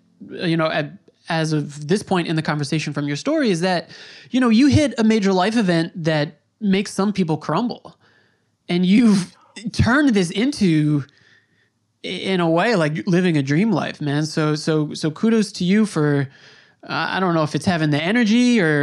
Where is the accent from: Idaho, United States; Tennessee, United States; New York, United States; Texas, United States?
New York, United States; Long Island; also born or lived in Brooklyn; I'm from New York. I was born on Long Island